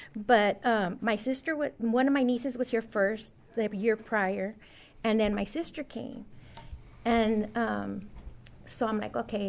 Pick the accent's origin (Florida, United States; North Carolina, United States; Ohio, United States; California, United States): California, United States; Oxnard; moved away; I'm originally from Oxnard, California